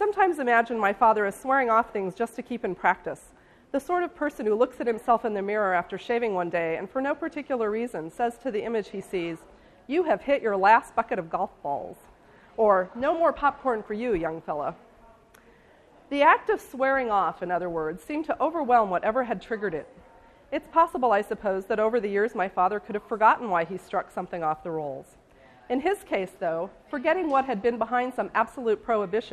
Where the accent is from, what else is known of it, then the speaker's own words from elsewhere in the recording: St. Joseph, Missouri, United States; which is my hometown